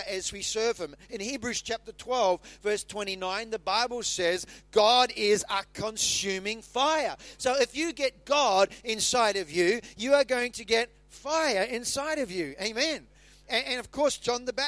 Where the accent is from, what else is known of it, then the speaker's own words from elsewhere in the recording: New Zealand; moved away; when I grew up in New Zealand, I used to light the bonfire.